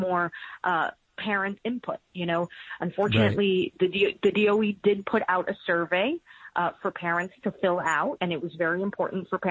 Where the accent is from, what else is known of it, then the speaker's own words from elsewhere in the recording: New York City, New York, United States; we're both from Queens